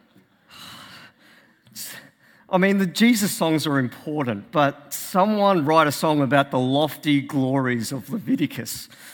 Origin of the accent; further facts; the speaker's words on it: Australia; As an Australian